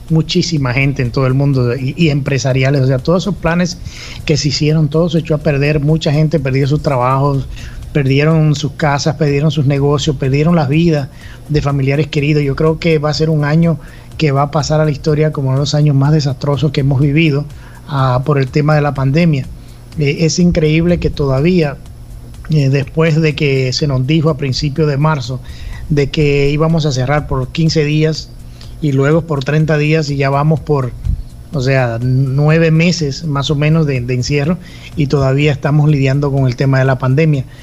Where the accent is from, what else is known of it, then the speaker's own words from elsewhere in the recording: Dominican Republic; nos trasladamos al Caribe, a la isla de República Dominicana, mi país de origen, el cual extraño bastante.